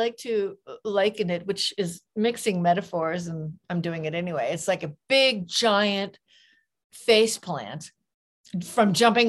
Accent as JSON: {"language": "English", "region": "California", "country": "United States", "tie": "born or raised there", "moved": "yes", "lives_now": "Santa Fe, United States", "said": "I was born in California."}